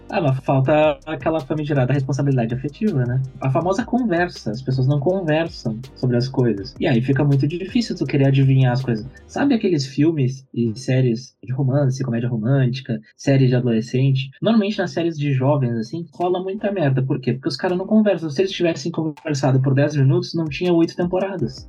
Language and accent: Portuguese; Porto Alegre, Rio Grande do Sul, Brazil; eu sou de Porto Alegre, Rio Grande do Sul